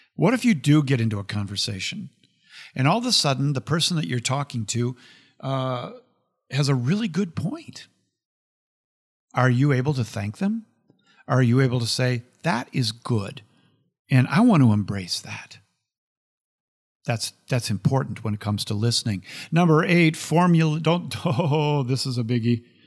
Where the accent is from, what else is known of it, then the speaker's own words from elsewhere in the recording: United States; I'm an American